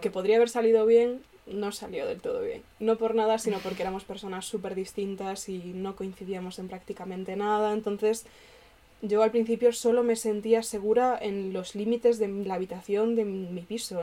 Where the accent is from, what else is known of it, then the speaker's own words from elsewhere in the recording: Galicia, Spain; moved away as an adult; now in Madrid, Spain; cuando vuelvo a Galicia